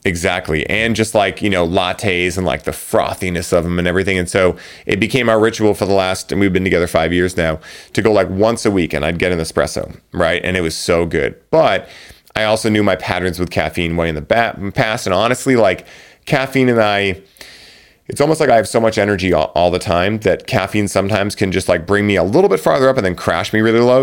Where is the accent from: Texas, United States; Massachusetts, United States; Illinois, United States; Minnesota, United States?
Massachusetts, United States; Boston; I'm from Boston